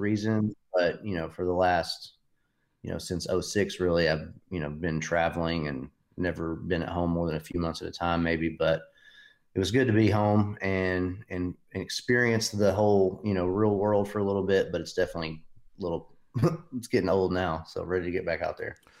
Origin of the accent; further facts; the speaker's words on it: Knoxville, Tennessee, United States; Everybody's from, originally from Knoxville